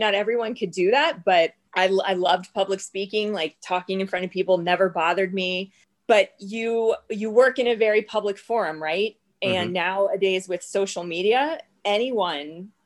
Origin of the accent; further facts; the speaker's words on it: Jacksonville, Florida, United States; I was born and raised in Jacksonville